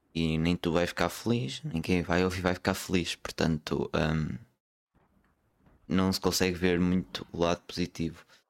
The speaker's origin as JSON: {"language": "Portuguese", "area": "Porto", "region": "Norte", "country": "Portugal", "said": "Sou, sou do Porto, sou do Porto"}